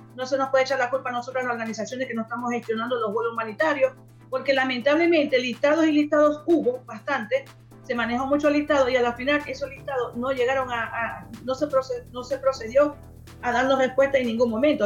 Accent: Venezuela; now in Chile; nuestras familias que están en Venezuela

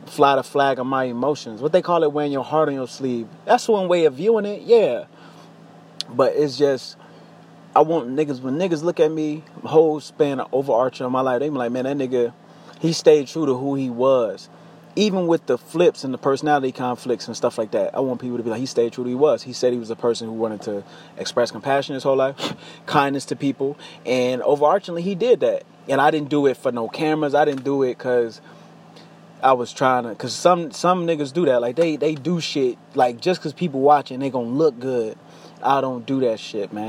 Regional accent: United States; I am an American. I live in America

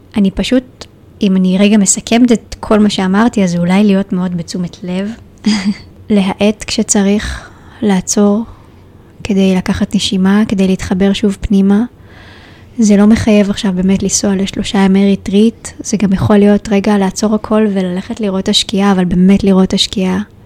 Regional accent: Israel; moved away as an adult; also born or lived in Tel Aviv, Israel; now in Shaharut, Israel; גדלתי במושב בטבע uh, בת של חקלאי

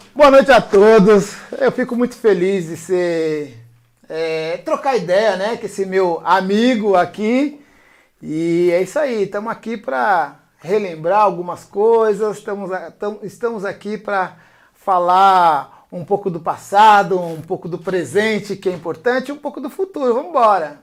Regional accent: São Paulo, Brazil; eu fui nascido e criado aqui no 15 de novembro

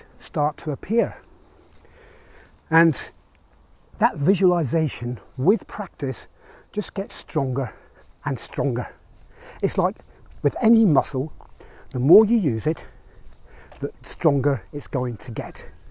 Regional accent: Belfast, Northern Ireland, United Kingdom; moved away; I grew up in Belfast in Northern Ireland

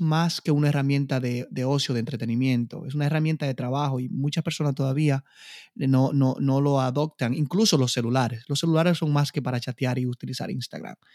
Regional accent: Dominican Republic; como decimos en buen dominicano

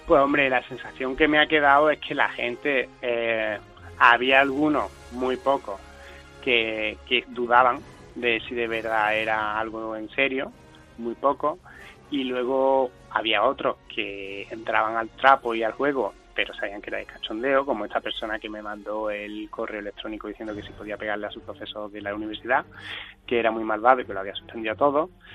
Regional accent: Córdoba, Andalusia, Spain; also born or lived in Seville; yo soy cordobés y actualmente vivo en Córdoba, pues está viviendo 12 años en Sevilla

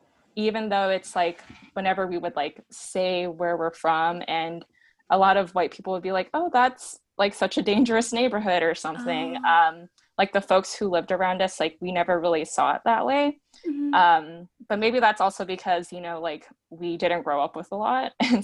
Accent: Seattle, Washington, United States; where we grew up in Seattle

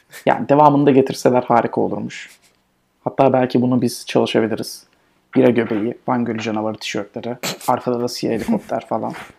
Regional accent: Turkey; bizim memleketimiz Türkiye.

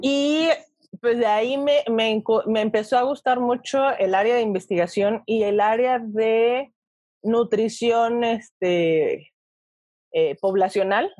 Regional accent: Toluca, State of Mexico, Mexico; moved away as an adult; now in Mexico City, Mexico; yo soy de Toluca, actualmente llevo 10 años viviendo en la Ciudad de México

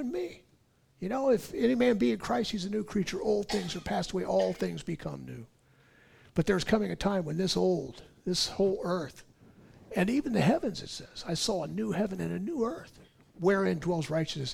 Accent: California, United States; I'm being born and raised in California

